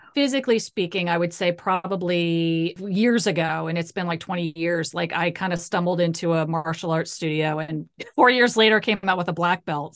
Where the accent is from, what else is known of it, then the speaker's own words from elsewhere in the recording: Ohio, United States; I grew up in the Midwest. I grew up in Ohio.